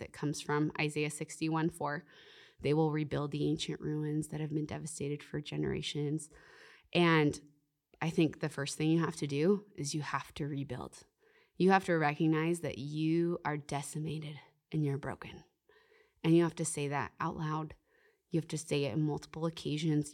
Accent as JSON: {"language": "English", "country": "Canada", "said": "I'm Canadian."}